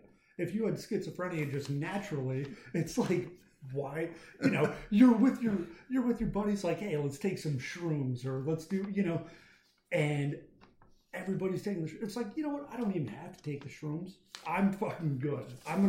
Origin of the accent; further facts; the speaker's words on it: Denver, Colorado, United States; now in US South; Denver, Colorado. Okay. No, I've been out here. I've been in the South for about 4 years now